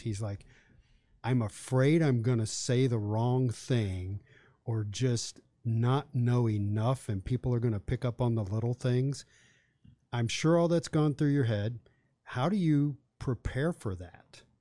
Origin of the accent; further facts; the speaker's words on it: Charlottesville, Virginia, United States; also born or lived in Blacksburg, Virginia; I grew up in Charlottesville